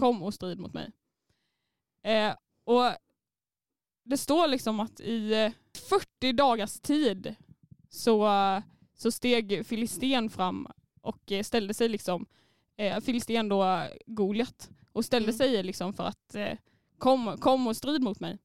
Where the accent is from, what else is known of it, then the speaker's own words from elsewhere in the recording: Småland, Sweden; accent: Småländska; jag är stolt över min småländska